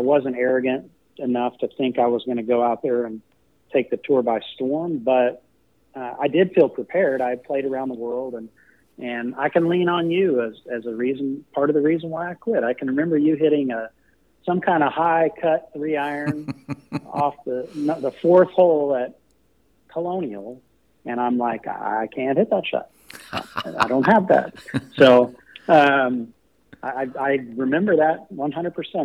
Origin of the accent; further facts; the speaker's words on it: College Station, Texas, United States; also born or lived in Knoxville, Tennessee; I grew up in College Station